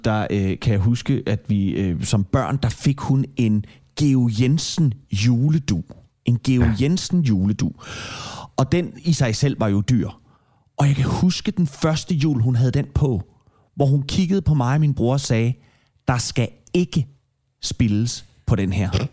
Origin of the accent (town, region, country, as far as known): Denmark